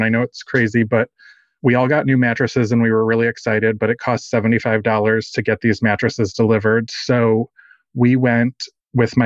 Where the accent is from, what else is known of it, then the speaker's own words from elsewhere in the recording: Dallas, Texas, United States; I am from Dallas, Texas